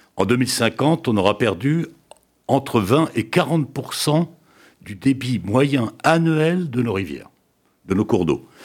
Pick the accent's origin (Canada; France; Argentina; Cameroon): France; chez nous en France